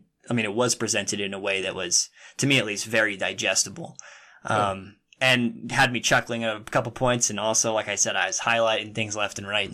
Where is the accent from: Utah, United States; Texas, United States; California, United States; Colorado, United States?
Utah, United States; I was born and raised in Utah.